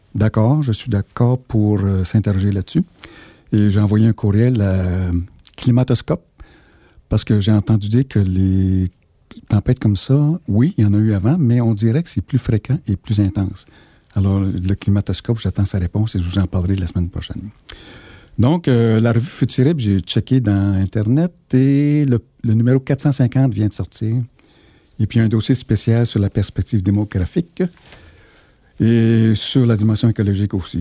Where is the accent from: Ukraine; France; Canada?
Canada; Sherbrooke, Quebec; je viens de Fleurimont